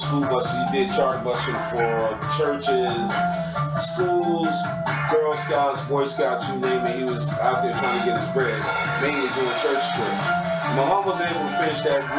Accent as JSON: {"language": "English", "town": "Atlanta", "region": "Georgia", "country": "United States", "tie": "born or raised there", "said": "Born and raised in Southwest"}